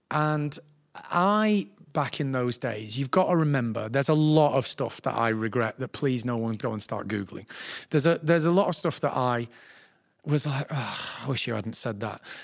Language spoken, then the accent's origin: English; Manchester, North West England, United Kingdom; I'm from Manchester